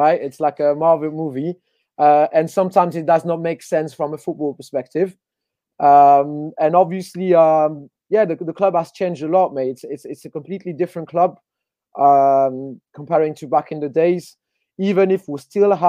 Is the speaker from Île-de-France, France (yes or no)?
yes; Paris, Île-de-France, France; moved away as an adult; now in London, United Kingdom; I'm a born and raised Parisian. So it's my local club. So I moved to London 5 years ago, but I was born in Paris.